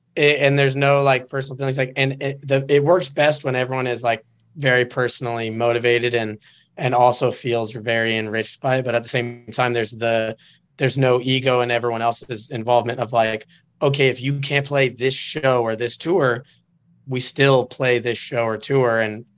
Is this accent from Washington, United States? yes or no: yes; Enumclaw, Washington, United States; moved away as an adult; now in California, United States; I'm from Enumclaw, Washington.